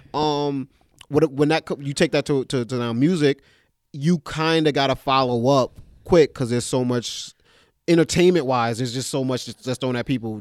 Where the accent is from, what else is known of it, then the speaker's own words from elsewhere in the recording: New York City, New York, United States; I'm from East Flatbush, Brooklyn